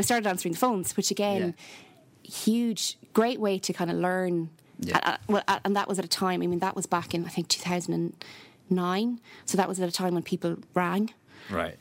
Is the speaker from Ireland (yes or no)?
yes; Athlone, Leinster, Ireland; also born or lived in Dublin; now in Galway, Ireland; I'm originally from Athlone, so halfway okay. to everywhere, middle of nowhere.